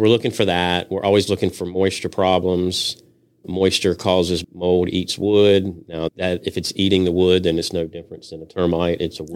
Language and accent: English; Henderson, North Carolina, United States; also born or lived in Virginia Beach, Virginia; now in Wilmington, United States; I am from Henderson, North Carolina. That's where I grew up